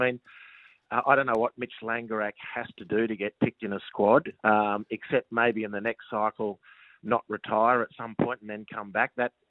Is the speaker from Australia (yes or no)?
yes; Australia; particularly as a foreigner and as an Australian foreigner. You know, we're not the top of the pile when it comes to Japanese clubs doing their recruiting.